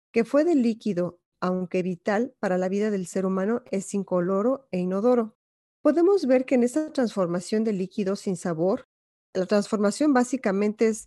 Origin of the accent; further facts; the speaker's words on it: Mexico; moved away; yo salí de México en el 2005 y tenía una situación más o menos, pero por una crisis que tuve muy fuerte, em, el llegar aquí, Dios me proveyó con cosas mil veces mejor que las que yo tenía en México